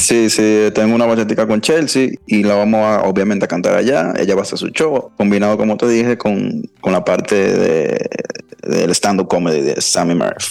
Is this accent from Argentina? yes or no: no; Dominican Republic; es mi país